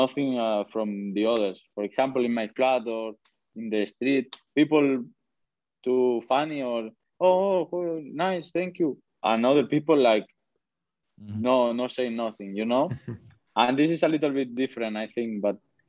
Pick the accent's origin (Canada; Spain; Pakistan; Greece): Spain; English is a second language; moved away as an adult; now in Huddersfield, United Kingdom; I'm from Spain